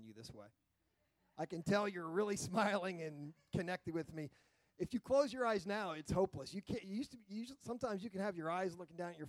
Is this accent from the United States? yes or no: yes; United States; I'm an American fifth.